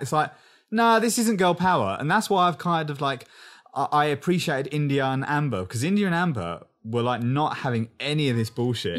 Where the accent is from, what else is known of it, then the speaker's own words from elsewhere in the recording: England, United Kingdom; I'm English